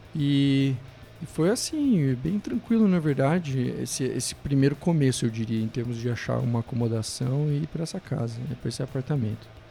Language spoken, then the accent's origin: Portuguese; Araranguá, Santa Catarina, Brazil; also born or lived in Curitiba / Montreal; now in Vancouver, Canada; vim de Curitiba, mas sou natural de Santa Catarina, uma cidade chamada Araranguá